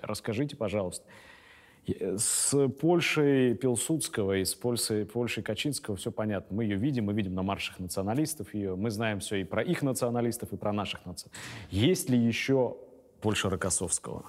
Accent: Serov, Sverdlovsk Oblast, Russia; на моей малой родине в Свердловской области город Серов

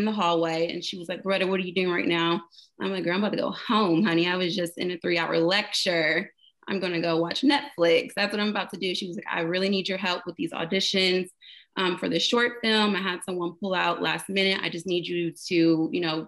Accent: Dayton, Ohio, United States; I was born and raised in Dayton, Ohio

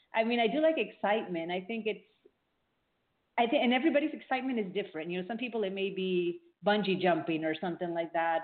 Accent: Miami, Florida, United States; also born or lived in Peru; I grew up in Miami, Florida, South Florida. Uh, I was born in Peru, so I come from a Peruvian family

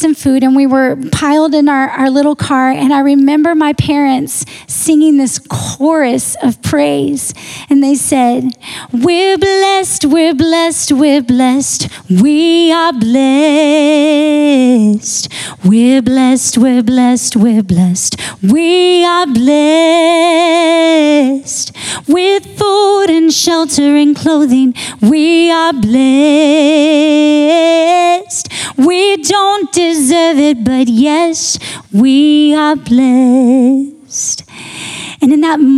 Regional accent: Texas, United States; I grew up in Texas

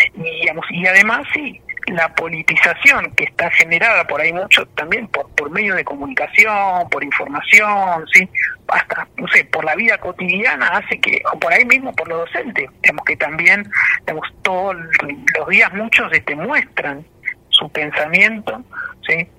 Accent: Argentina; somos argentinos, tenemos nuestras particularidades

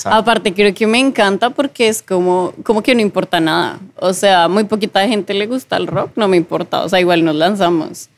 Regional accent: Bogotá, Colombia; moved away as an adult; yo también soy colombiana, soy de Bogotá

